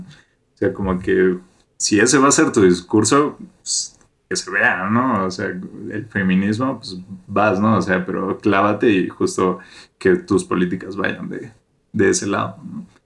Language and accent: Spanish; Mexico; todos somos mexicanos